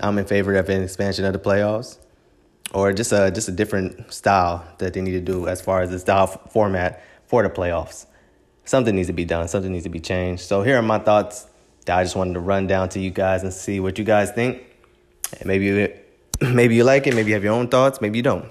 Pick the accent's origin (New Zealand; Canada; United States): United States; Los Angeles, California; I'm born and raised in Los Angeles, California, grew up about fifteen minutes down from the Coliseum